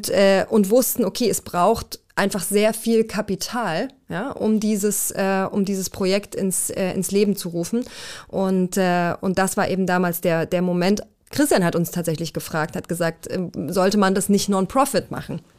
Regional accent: Swabian Jura, Baden-Württemberg, Germany; also born or lived in Erzgebirge near Zwickau, Saxony; Äh, auf der Schwäbischen Alb dann.

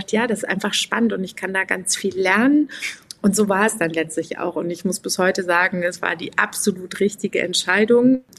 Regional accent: Aachen, North Rhine-Westphalia, Germany; Ja, ich komme aus Aachen, ich bin da geboren und meine Familie lebt natürlich auch noch da.

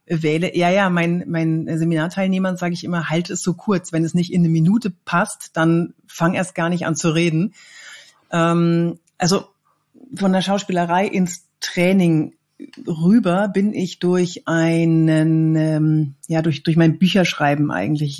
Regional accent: Cologne, North Rhine-Westphalia, Germany; ich komme eigentlich aus Köln, aber ich bin so viel unterwegs

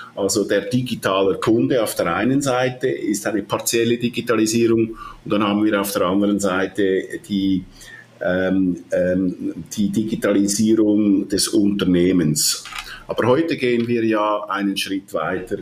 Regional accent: Switzerland; accent: Swiss; ich höre mich an wie ein Schweizer, ich bin auch Schweizer, aber auch äh, halb Italiener.

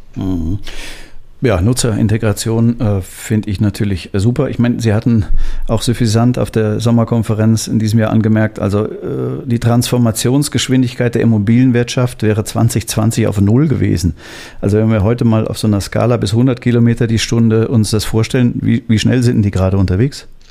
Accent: Hamburg, Germany; ich bin auch gebürtiger Hamburger

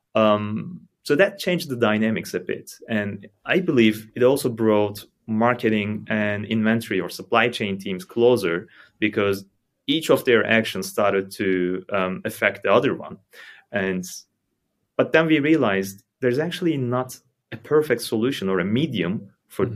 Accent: Istanbul, Turkey; moved away as an adult; now in Germany; I'm from Istanbul, Turkey. Moved to Germany five years ago

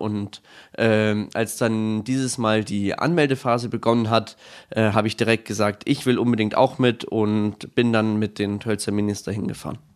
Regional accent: Bad Tölz, Bavaria, Germany; komme aus Bad Tölz

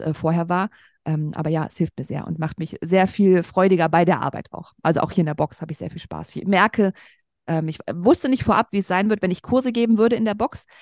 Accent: Braunschweig, Lower Saxony, Germany; moved away as an adult; also born or lived in Berlin; nach Braunschweig, meine Heimatstadt, zurückgezogen

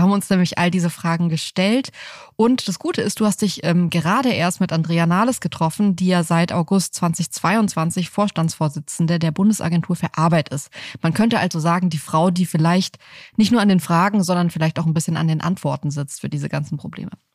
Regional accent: Southern Germany, Germany; now in Berlin, Germany; ich bin auf dem Land aufgewachsen, in Süddeutschland

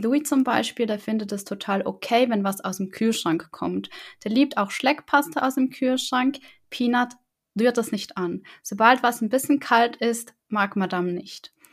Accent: the South, Southern Germany, Germany; ich komme auch aus dem Süden

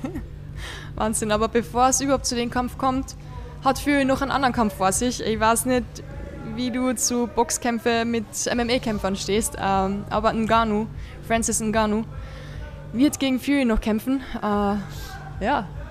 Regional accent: Vienna, Austria; bei uns in Wien

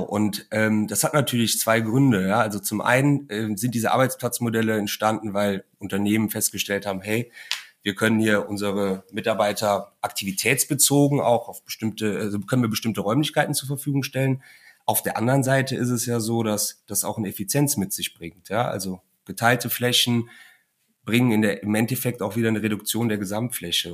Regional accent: Cologne, North Rhine-Westphalia, Germany; ich bin ja gebürtiger Kölner

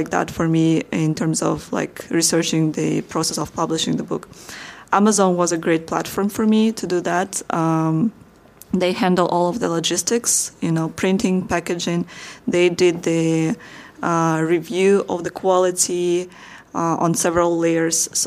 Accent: Slovakia; I'm from Slovakia

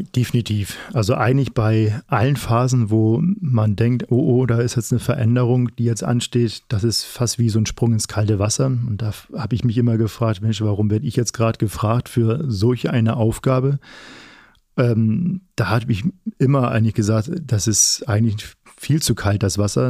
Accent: Flensburg, Schleswig-Holstein, Germany; now in Paderborn, Germany; komme ja selber aus Norddeutschland, ähm, gebürtiger Flensburger

